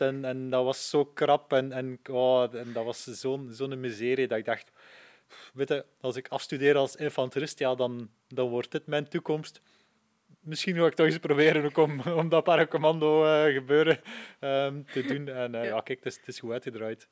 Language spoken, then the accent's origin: Dutch; Poperinge, Flanders, Belgium; ik ben van Poperingen afkomstig